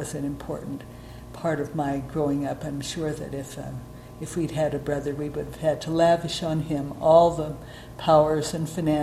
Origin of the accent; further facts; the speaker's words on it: Oakland, California, United States; I was born in Oakland, California.